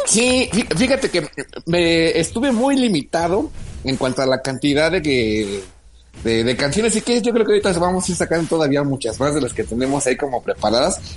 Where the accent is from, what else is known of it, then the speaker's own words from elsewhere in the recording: Mexico; nos identifica como mexicanos en el extranjero